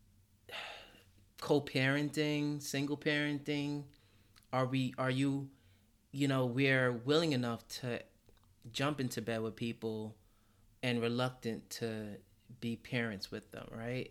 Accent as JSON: {"language": "English", "region": "New York", "country": "United States", "said": "as a New Yorker"}